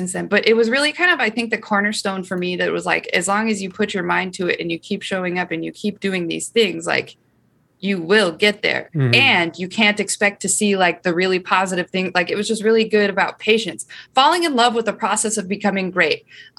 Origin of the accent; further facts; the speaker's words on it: Iowa, United States; Say, okay, guys, I'm from Iowa, not potatoes, corn.